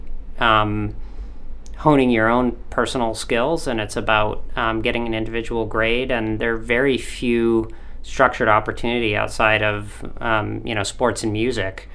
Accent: Cumberland, Maine, United States; grew up in Cumberland, and I got to go to Wayne Fleet in Portland, and my parents still live here

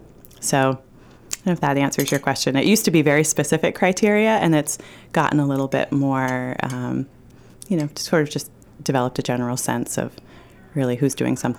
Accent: Northampton, Massachusetts, United States; I was raised by hippies in Western Massachusetts in the 70s. You know, we lived in Northampton, Mass.

